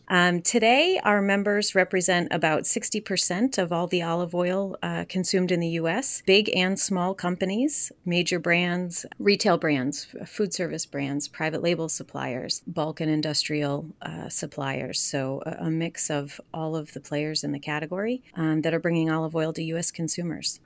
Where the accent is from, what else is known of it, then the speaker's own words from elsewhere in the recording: Rome, New York, United States; I am from Rome, New York.